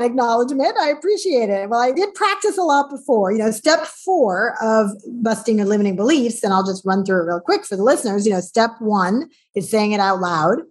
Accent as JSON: {"language": "English", "region": "New York", "country": "United States", "tie": "born or raised there", "said": "I grew up in New York"}